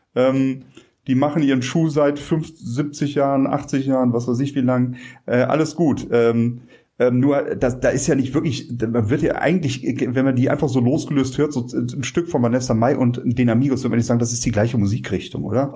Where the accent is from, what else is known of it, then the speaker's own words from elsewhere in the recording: Rhineland, Germany; als Rheinländer